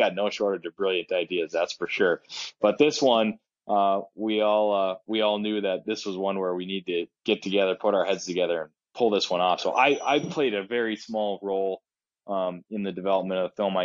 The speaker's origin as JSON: {"language": "English", "town": "Duluth", "region": "Minnesota", "country": "United States", "tie": "born or raised there", "said": "my hometown of Duluth"}